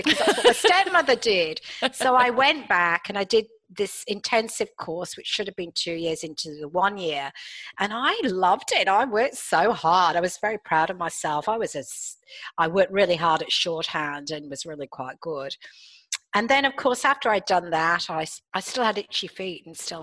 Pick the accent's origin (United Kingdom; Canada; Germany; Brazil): United Kingdom; England; moved away as an adult; now in Australia; I'm English